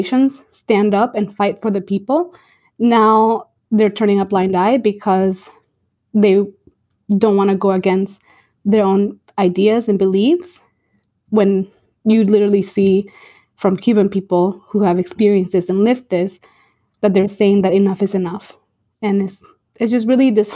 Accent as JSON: {"language": "English", "country": "Venezuela", "moved": "yes", "lives_now": "Miami, United States", "said": "I'm from Venezuela"}